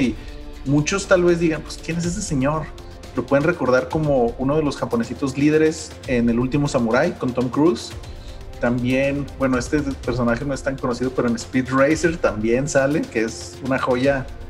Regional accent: Mexico; nosotros mismos como mexicanos jóvenes

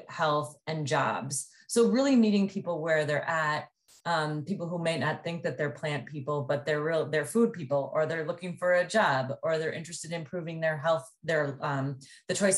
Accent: Mount Horeb, Wisconsin, United States; moved away; I was born in Mount Horeb, Wisconsin, which is just west of Madison. And back when I was living there, it was a town of about 3,500 people

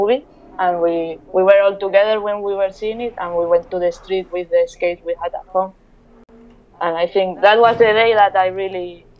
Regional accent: Valencia, Valencian Community, Spain; English is a second language; also born or lived in Bilbao / Miami; now in Barcelona, Spain; So I was raised in Valencia, although I'm from Bilbao.

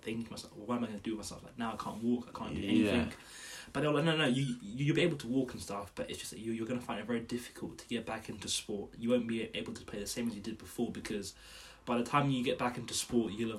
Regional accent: Petersfield, South East England, United Kingdom; born or raised there; also born or lived in Zimbabwe

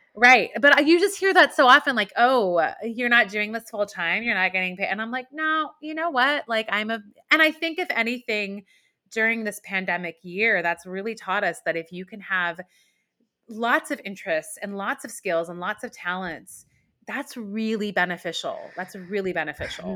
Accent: Iran; now in New York, United States; I was born in Iran and my family is Muslim

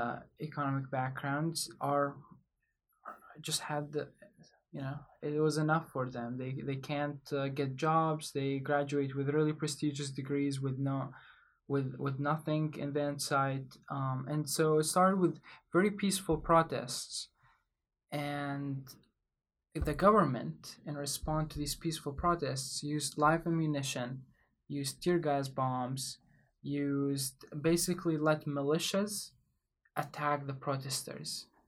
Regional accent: Iraq; also born or lived in Baghdad / Kurdistan; now in United States; I'm from Iraq. I've been in the United States for about 4 years. I've lived most of my life in Baghdad and in Kurdistan, which is in the north of Iraq.

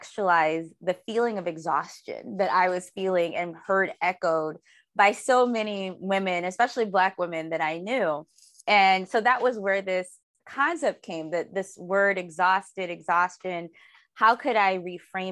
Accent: Detroit, Michigan, United States; now in Los Angeles, United States; I'm from Detroit. And I live in Los Angeles

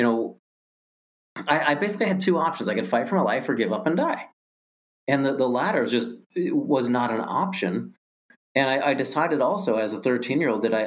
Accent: Ohio, United States; moved away as an adult; also born or lived in Pennsylvania / Jacksonville, Florida; born and raised in Ohio, school in Pennsylvania, moved to Jacksonville, Florida

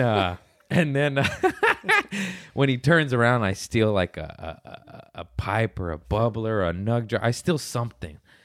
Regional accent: Torrance, California, United States; we're both from Torrance

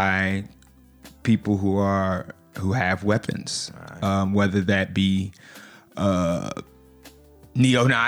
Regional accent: United States; We're from the States. Mm. We're from the U.S.

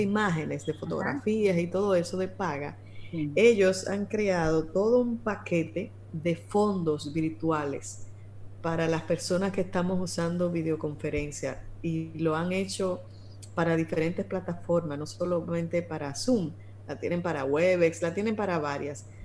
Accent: Dominican Republic; somos dominicanos

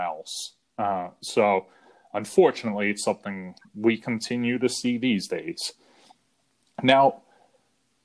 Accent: Northeast, United States; also born or lived in Boston; growing up in the Northeast

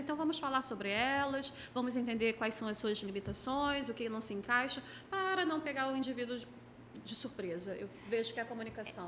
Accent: Niterói, Rio de Janeiro, Brazil; sou de Niterói

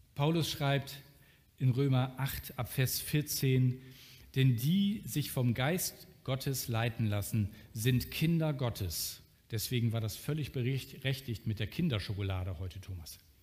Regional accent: Germany; als Deutscher

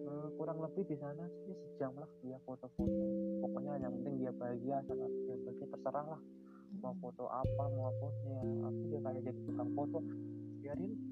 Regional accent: Bandung, West Java, Indonesia; ya baru ini aku ngajakin pokoknya yuk makan di Kota kotaku gitu

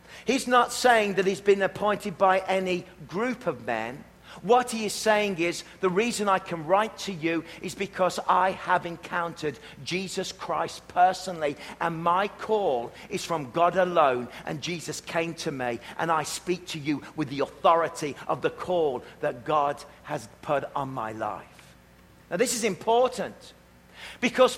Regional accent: Worcestershire, West Midlands, United Kingdom; now in Canada; I'm from Worcestershire.

